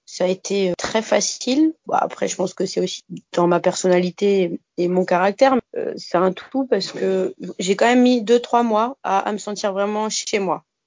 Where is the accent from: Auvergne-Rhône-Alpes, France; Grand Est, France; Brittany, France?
Grand Est, France; Bas-Rhin, Alsace; moved away as an adult; now in Saint-Pierre, Réunion; j'ai 30 ans et en fait je viens d'Alsace, plus exactement du bas